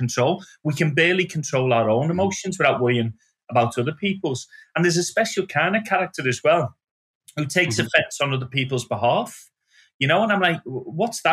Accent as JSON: {"language": "English", "town": "Liverpool", "region": "North West England", "country": "United Kingdom", "tie": "born or raised there", "moved": "as an adult", "said": "I go back to Liverpool"}